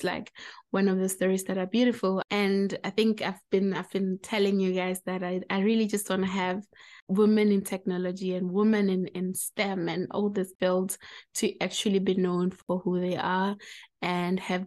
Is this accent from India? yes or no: no; Limpopo, South Africa; I come from Limpopo as well